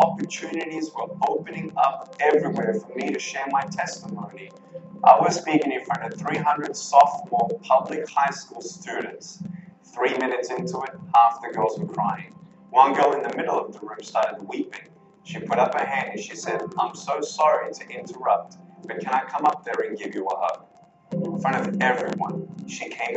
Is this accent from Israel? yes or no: no; Melbourne, Victoria, Australia; I was born in Melbourne, Australia, 1982